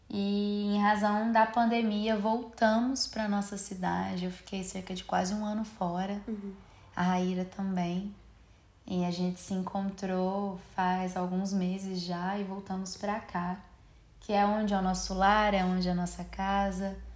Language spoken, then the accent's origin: Portuguese; Franca, São Paulo, Brazil; é, nós somos de Franca, São Paulo, interiorzinho de São Paulo e me respeitem que isso não é Minas Gerais.